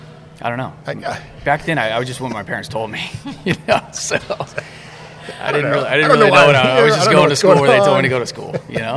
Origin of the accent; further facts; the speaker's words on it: Prosper, Texas, United States; also born or lived in California; I moved here from California in sixth grade. We built a house in Prosper